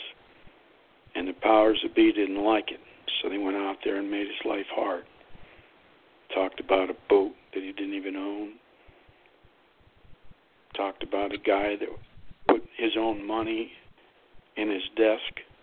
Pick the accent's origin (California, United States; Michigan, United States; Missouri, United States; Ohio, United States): Ohio, United States; Youngstown; moved away as an adult; I grew up in Youngstown, Ohio. And while I was gone from the area in the early 80s